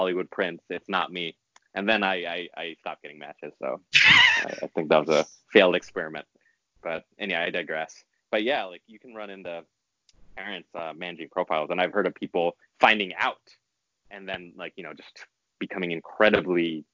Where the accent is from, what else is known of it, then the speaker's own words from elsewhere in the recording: New York City, New York, United States; I grew up in New York City